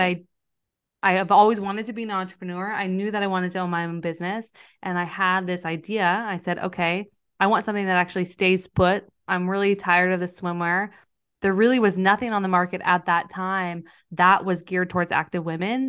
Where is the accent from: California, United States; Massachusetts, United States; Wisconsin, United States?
California, United States; Northern; also born or lived in San Diego; I grew up in Northern California in a really rural area